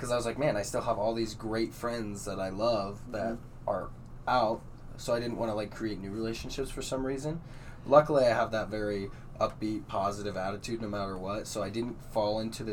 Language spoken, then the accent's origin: English; Casper, Wyoming, United States; I've lived in Casper for 20 years